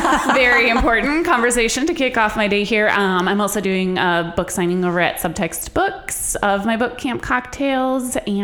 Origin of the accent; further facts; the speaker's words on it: Duluth, Minnesota, United States; also born or lived in Norway; You know, growing up in Norway and in Duluth, I always say Duluth is like the outdoors pretending to be a town.